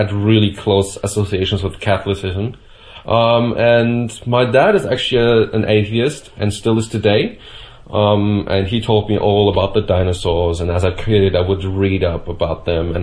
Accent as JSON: {"language": "English", "region": "Bavaria", "country": "Germany", "tie": "born or raised there", "said": "I was born in Germany, and I would consider myself even rather Bavarian than German. I think that's something that we have to ourselves here in Bavaria"}